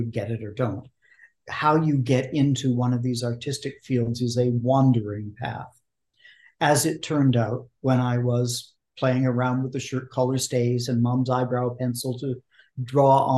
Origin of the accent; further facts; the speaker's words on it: Vancouver, British Columbia, Canada; I was raised in Vancouver, Canada